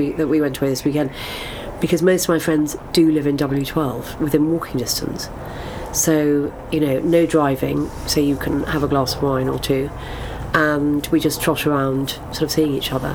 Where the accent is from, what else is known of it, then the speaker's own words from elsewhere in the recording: London, United Kingdom; Born in London, in Cadogan Square, and didn't move far